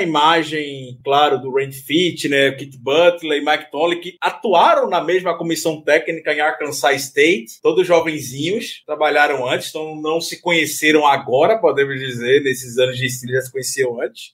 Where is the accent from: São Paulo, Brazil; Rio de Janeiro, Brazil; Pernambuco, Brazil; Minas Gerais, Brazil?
Pernambuco, Brazil; Recife; minha terra, para Recife